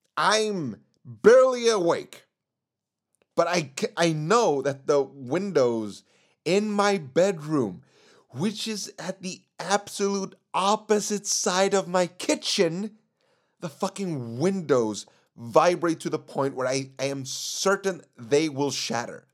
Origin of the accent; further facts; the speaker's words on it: Sweden; Sweden is my home country. But my parents are from Chile, meaning I have some background from that country.